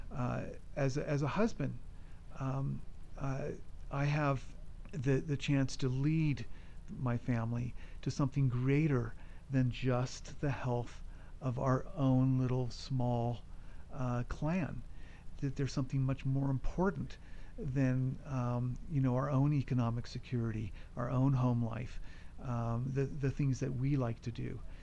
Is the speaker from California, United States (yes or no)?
yes; California, United States; moved away as an adult; also born or lived in Colorado; I'm originally from California